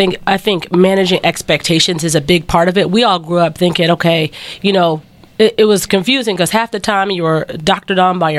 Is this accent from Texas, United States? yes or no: yes; Texarkana, Texas, United States; I'm where I grew up in Texarkana, I love it